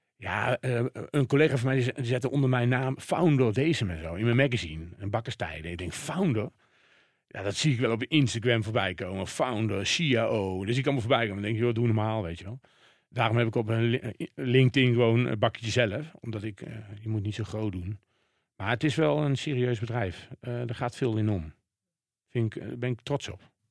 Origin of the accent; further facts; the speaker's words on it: Waalwijk, North Brabant, Netherlands; ik kom natuurlijk uit Waalwijk